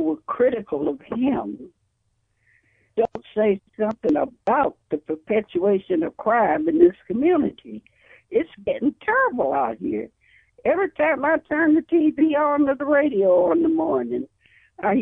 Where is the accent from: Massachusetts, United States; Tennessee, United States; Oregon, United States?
Tennessee, United States; South Fulton; moved away as an adult; now in Illinois, United States; I'm from South Fulton